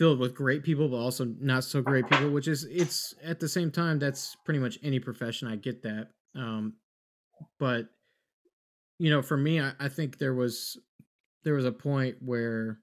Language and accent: English; Texas, United States; growing up in Texas is a little bit different of a standard